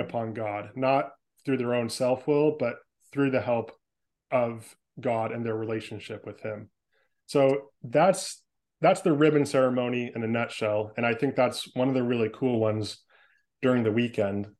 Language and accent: English; San Francisco Bay Area, California, United States; moved away as an adult; now in Portland, United States; I was born and raised in the San Francisco Bay Area in California. I spent the first 25 years of my life there